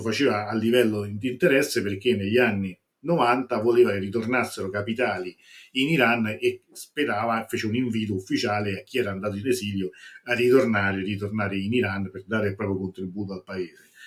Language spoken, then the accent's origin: Italian; Italy; noi italiani siamo un popolo